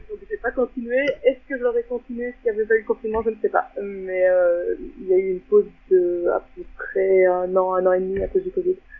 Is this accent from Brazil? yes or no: no; Belgium; je viens de Belgique.